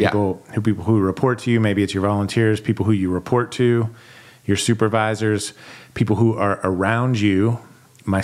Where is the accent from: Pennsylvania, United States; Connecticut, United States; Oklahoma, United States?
Pennsylvania, United States; Western; moved away; also born or lived in the South; I grew up in Western Pennsylvania, blue collar, steel town